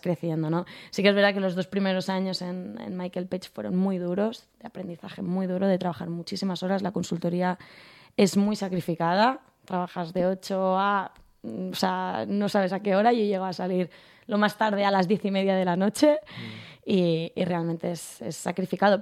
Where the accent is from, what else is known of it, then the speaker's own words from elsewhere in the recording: Segur de Calafell, Catalonia, Spain; also born or lived in Barcelona; yo soy de un pueblo a 40 minutos de Barcelona, de Segur de Calafell. Mm. Me he criado ahí hasta los 18.